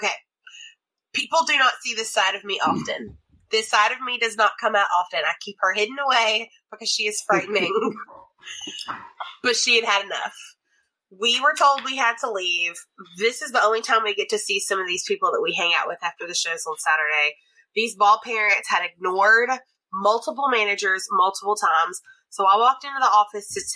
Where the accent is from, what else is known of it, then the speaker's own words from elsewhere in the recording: Louisiana, United States; also born or lived in Southern Alabama; I'm from Louisiana